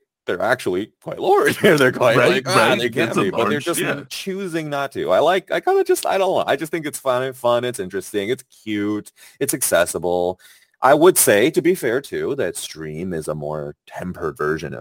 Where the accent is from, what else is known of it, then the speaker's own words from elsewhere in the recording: China; I was born in China